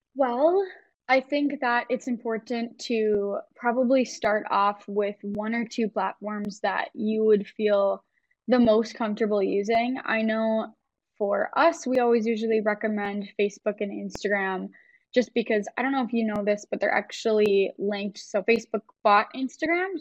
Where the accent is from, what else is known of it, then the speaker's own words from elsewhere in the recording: Wisconsin, United States; moved away as an adult; now in Minnesota, United States; I am actually from Wisconsin, but I decided to cross the border a few years ago